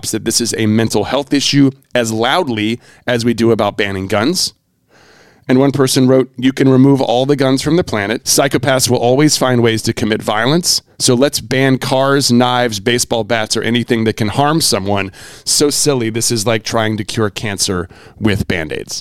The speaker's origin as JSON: {"language": "English", "region": "North Carolina", "country": "United States", "tie": "born or raised there", "said": "I grew up in North Carolina."}